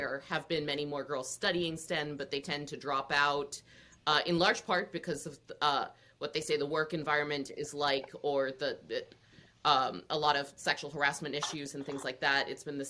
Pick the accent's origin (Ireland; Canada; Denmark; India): India; I'm Indian. Lots of Indian men become engineers